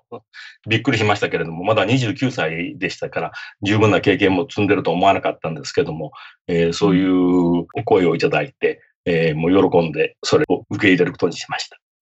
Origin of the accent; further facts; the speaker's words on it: Japan; moved away as an adult; now in United States; 日本人としてね、はい、英語のネイティブじゃない、私